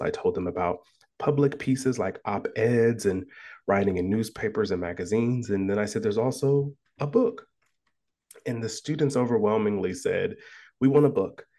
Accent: Columbus, Ohio, United States; moved away as an adult; now in Iowa, United States; I was born and raised in Columbus, Ohio

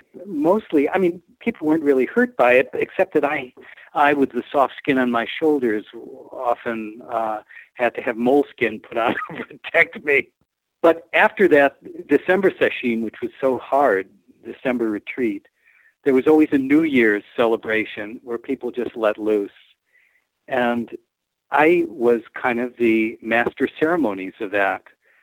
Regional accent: Rochester, New York, United States; Right, my hometown, right across the street from where I was living.

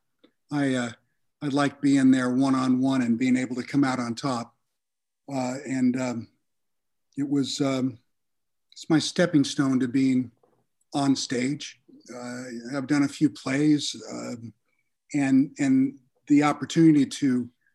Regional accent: West Covina, California, United States; I grew up in West Covina, California, a blue collar family

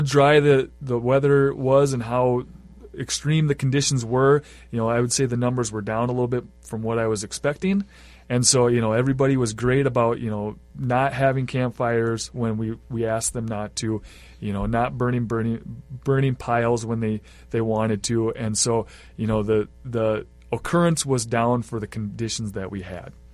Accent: Iowa, United States; also born or lived in Grand Rapids, Minnesota; now in Bemidji, United States; I grew up in Iowa

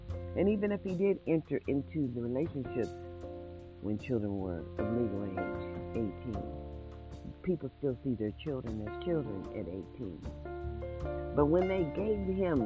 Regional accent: Mississippi, United States; I'm just an American citizen born in the USA, born in Mississippi

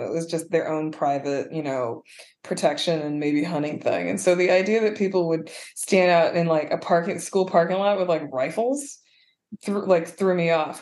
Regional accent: Madison, Wisconsin, United States; growing up in Madison, Wisconsin, which is not very black or non-white at all

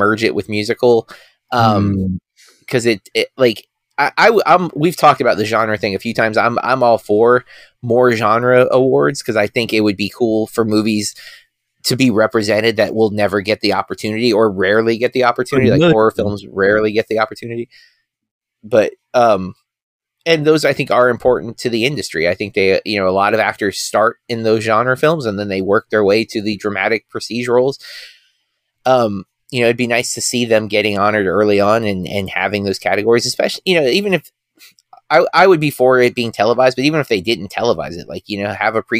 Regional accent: United States; I am the American

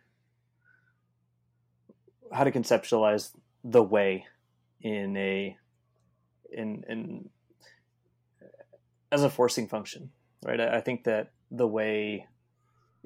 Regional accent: California, United States; I'm from California

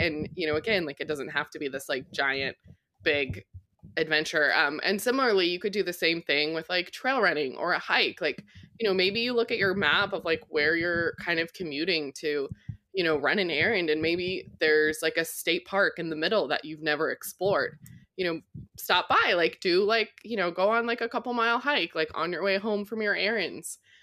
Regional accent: Colorado, United States; I grew up in Colorado

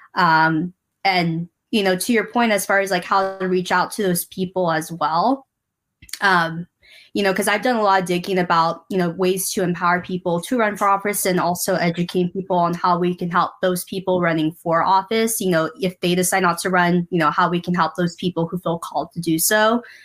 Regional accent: San Diego, California, United States; I was born and raised here in San Diego

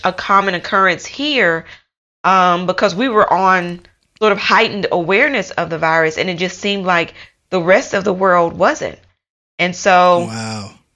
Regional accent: United States; moved away as an adult; also born or lived in United Kingdom; now in Taiwan; I am from America. Um, I lived in the UK for almost five years

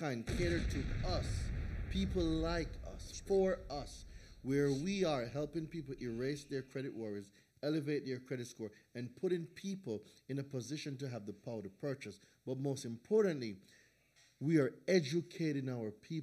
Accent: Jamaica; moved away as an adult; also born or lived in New Hampshire; now in United States; I was born in Jamaica. I am the second of five children.

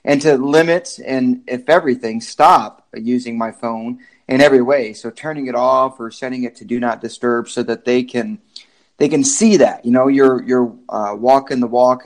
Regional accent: Michigan, United States; moved away as an adult; now in Kansas, United States; I am from Michigan, really. The military is what brought me to Kansas

